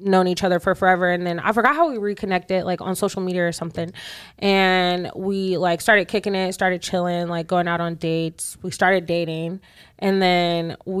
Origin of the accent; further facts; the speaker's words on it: Charlotte, North Carolina, United States; I'm from here. I'm from Charlotte.